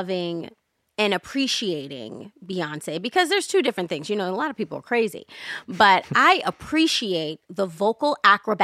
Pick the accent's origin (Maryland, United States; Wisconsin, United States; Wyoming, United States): Maryland, United States; Baltimore; I'm from Baltimore City